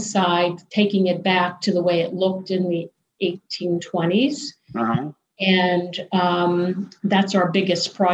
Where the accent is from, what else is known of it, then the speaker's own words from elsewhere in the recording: Ambridge, Pennsylvania, United States; also born or lived in North Hills; So Ambridge, none of us were born in the town itself, but we were born in an adjacent town, all part of the same school district. So when we say where we're from, we say we're from Ambridge